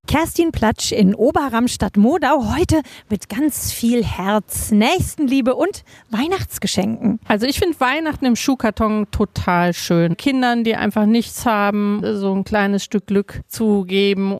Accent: Hesse, Germany; bei uns zu Hause in Hessen

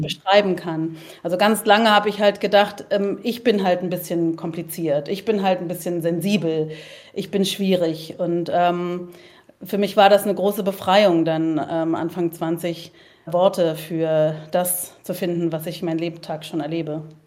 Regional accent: Berlin, Germany; also born or lived in Leipzig; Ich bin Kreuzbergerin.

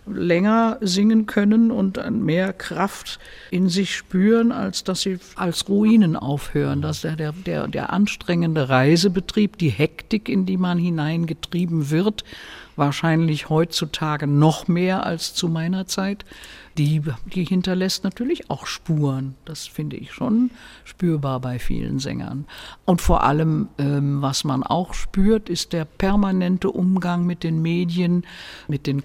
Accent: Berlin, Germany; born there; also born or lived in Bavaria; meine Heimat ist immer noch meine Geburtsstadt Berlin. Äh, ich fühle mich Berlin immer noch verbunden und Wurzeln geschlagen habe ich halt hier im Bayerischen.

